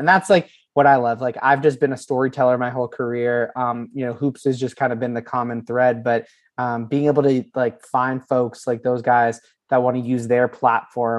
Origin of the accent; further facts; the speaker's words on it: Vermont, United States; also born or lived in Boston, Massachusetts; I was born in Boston, moved to Vermont like when I was 9. And so I considered myself a Vermonter